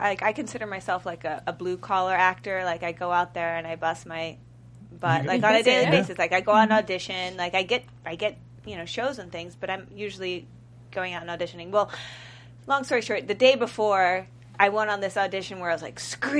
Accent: New Jersey, United States; also born or lived in Baton Rouge, Louisiana; I was born in Baton Rouge, but I was raised in Jersey

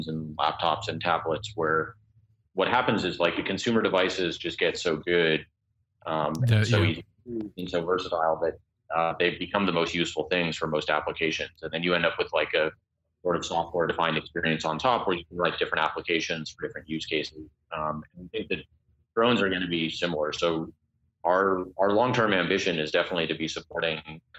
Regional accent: Colorado, United States; moved away; I'm originally from Colorado

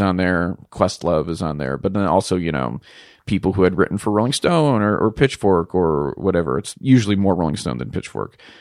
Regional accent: Pittsburgh, Pennsylvania, United States; moved away; I grew up in the northern suburbs of Pittsburgh, Pennsylvania.

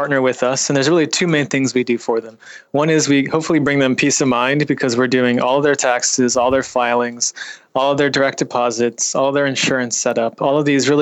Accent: Bay Area, California, United States; I was raised in the Bay Area

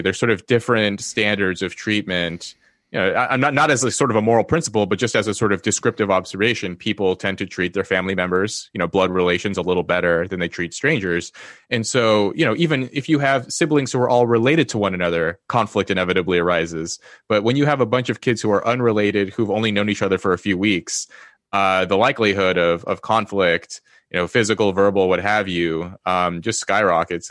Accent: Los Angeles, California, United States; also born or lived in Yale; now in Cambridge, United Kingdom; I was born into poverty in Los Angeles.

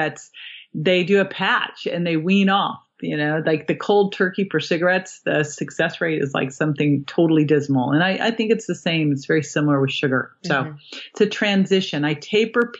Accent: Berkeley, California, United States; I grew up in Berkeley.

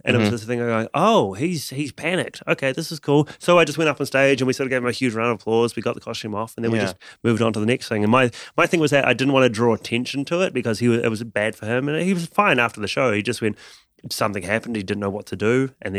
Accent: New Zealand; moved away as an adult; now in London, United Kingdom; And also because when I moved from New Zealand to London, I had to change my show dramatically.

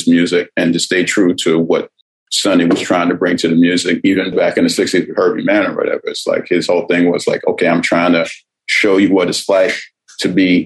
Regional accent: New York City, New York, United States; I'm from New York, from that era where I grew up. My family was the second African-American family on the block. I always tell people that I'm the first black person that whole side of Brooklyn ever encountered.

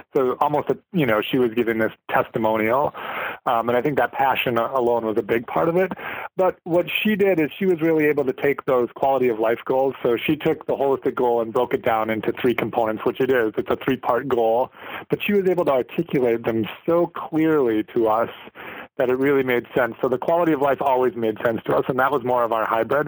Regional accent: St. Cloud, Minnesota, United States; moved away as an adult; now in Litchfield, United States; I grew up in St. Cloud, which is 40 miles north of Litchfield

